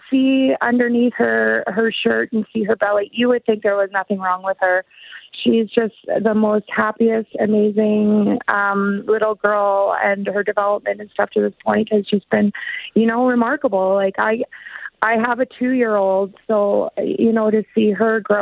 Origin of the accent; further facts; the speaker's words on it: Peace River, Alberta, Canada; now in Yukon, Canada; I was born and raised in Peace River, so north of Edmonton